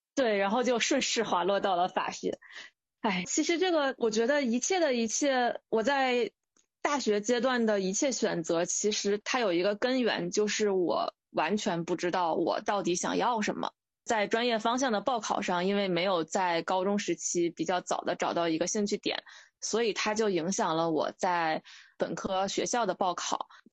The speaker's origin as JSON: {"language": "Chinese", "region": "Hebei", "country": "China", "tie": "born or raised there", "also_born_or_lived": "Guangzhou", "moved": "as an adult", "lives_now": "Beijing, China", "said": "我一直在河北生活嘛，然后因为离北京、天津也比较近"}